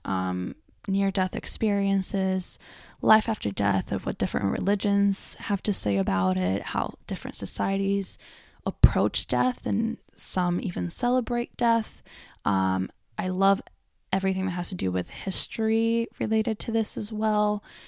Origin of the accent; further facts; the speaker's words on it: Argentina; moved away; I grew up in Argentina